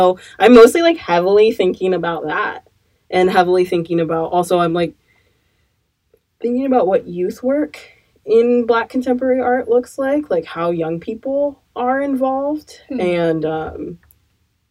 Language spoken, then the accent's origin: English; Eugene, Oregon, United States; now in Portland, United States; I grew up in Eugene, Oregon